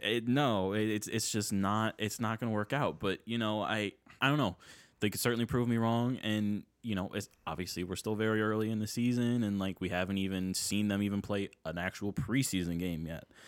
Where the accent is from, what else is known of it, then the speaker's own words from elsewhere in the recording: Buffalo, New York, United States; I am also born and raised in the Buffalo area